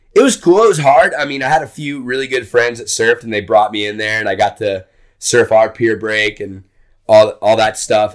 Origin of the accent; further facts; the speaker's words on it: Texas, United States; moved away as an adult; also born or lived in Hawaii; I'm from Texas